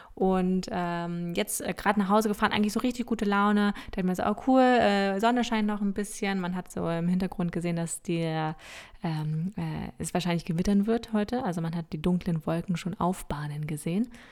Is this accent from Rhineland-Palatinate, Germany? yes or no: no; Lower Saxony, Germany; Wir sagen ja auch bei uns in Niedersachsen sagen wir auch ein Weizen.